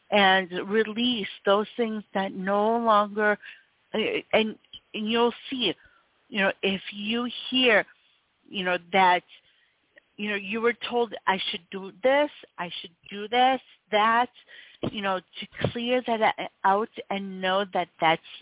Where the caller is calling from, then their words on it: North Carolina, United States; I'm actually calling from uh, North Carolina.